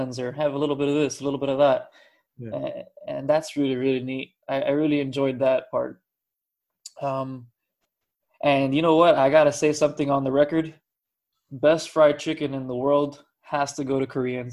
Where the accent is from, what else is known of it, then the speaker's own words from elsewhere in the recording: United States; We're American